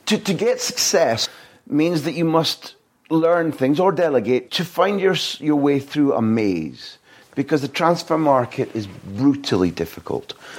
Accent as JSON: {"language": "English", "town": "Aberdeen", "region": "Scotland", "country": "United Kingdom", "said": "I'm from Aberdeen"}